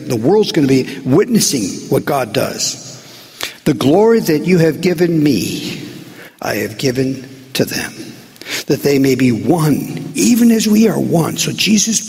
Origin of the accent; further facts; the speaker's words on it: United States; being American